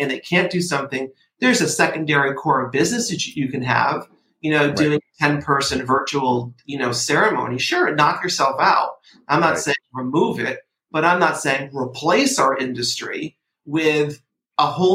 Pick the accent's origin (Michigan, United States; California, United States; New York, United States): New York, United States; Port Chester; I grew up in Portchester, New York, which is a teeny town outside of New York City